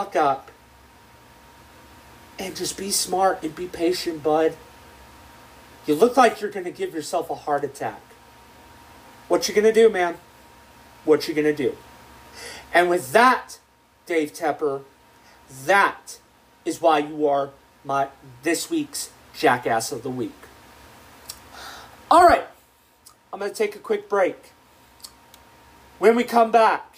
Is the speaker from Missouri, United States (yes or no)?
yes; Columbia, Missouri, United States; My hometown of Columbia, Missouri